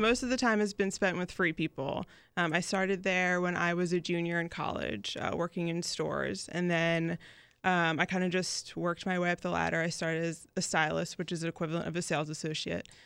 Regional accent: Newtown, Pennsylvania, United States; moved away as an adult; also born or lived in Philadelphia; now in Jacksonville Beach, United States; from Newtown, Bucks County. So it's about, like, forty minutes outside of the city. Um, that's where I grew up.

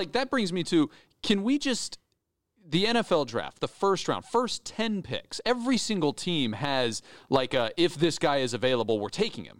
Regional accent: Idaho, United States; moved away; A small town in Idaho.

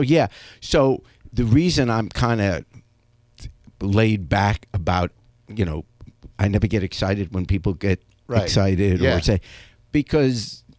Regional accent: England, United Kingdom; born or raised there; now in United States

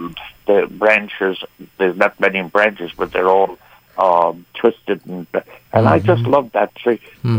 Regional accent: Ireland; now in United States; Well, I'm from Ireland.

